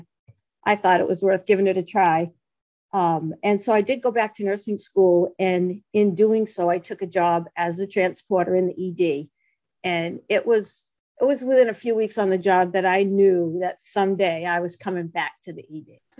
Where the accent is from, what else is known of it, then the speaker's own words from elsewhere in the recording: Massachusetts, United States; I come from Massachusetts. If you hadn't told them, they would probably guess by my accent